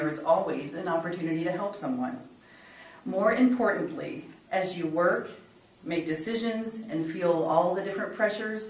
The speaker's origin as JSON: {"language": "English", "region": "Ohio", "country": "United States", "moved": "yes", "said": "I'm from Ohio"}